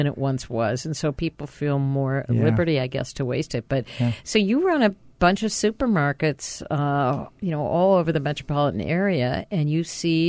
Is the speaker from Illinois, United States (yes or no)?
no; Minneapolis, Minnesota, United States; And I grew up in Minnesota.